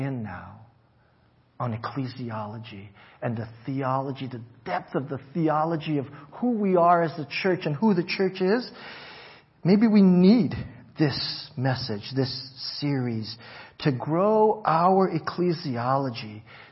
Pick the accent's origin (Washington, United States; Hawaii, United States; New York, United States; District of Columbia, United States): Hawaii, United States; growing up in Hawaii